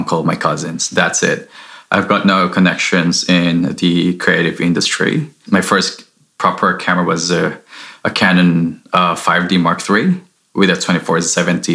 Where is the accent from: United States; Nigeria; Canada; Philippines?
Philippines; moved away as an adult; now in Sydney, Australia; I'm originally from the Philippines. I was born and raised there.